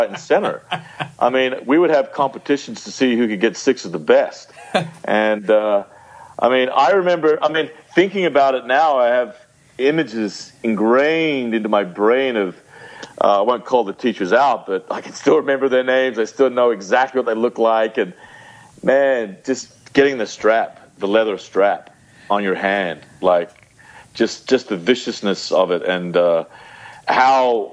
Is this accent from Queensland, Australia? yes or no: no; Penrith, New South Wales, Australia; also born or lived in United Kingdom / Bondi, Sydney; now in Venice Beach, United States; I grew up in Bondi until I was about six or seven, and then they split. From there, we moved to Penrith, and I grew up